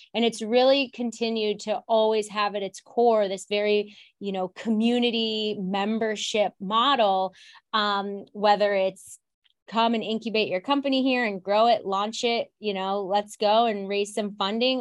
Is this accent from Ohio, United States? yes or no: yes; Ohio, United States; now in Chicago, United States; I'm from Ohio and, you know, I come here and I'm just, like, Midwest through and through